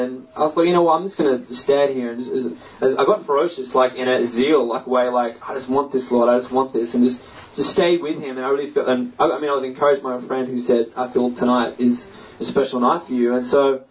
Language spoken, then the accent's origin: English; Australia; I'm from Australia